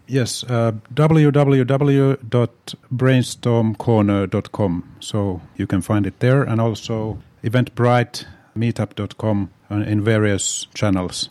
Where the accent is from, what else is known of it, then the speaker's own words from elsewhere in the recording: Tampere, Pirkanmaa, Finland; moved away as an adult; also born or lived in Helsinki; born in Helsinki, but my hometown really is Tampere.